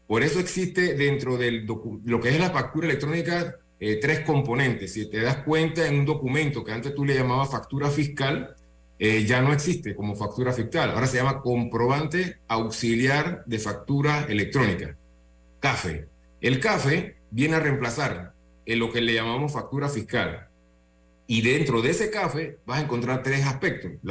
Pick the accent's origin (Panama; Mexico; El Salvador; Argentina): Panama; Nuestra empresa es panameña, nosotros somos de aquí de Panamá, hicimos todo el desarrollo en Panamá